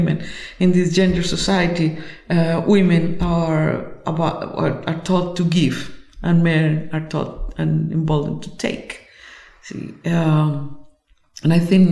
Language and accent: English; Colombia; I come from Colombia